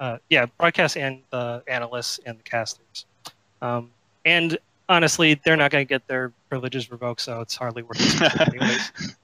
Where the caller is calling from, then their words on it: Sarasota, Florida, United States; Sarasota, Florida.